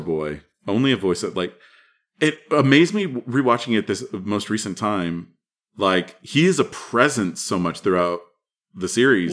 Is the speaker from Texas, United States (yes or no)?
yes; Texas, United States; also born or lived in Madison; I'm from Texas